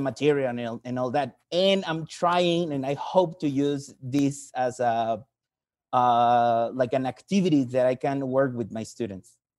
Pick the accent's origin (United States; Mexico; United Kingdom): Mexico; I'm from Mexico.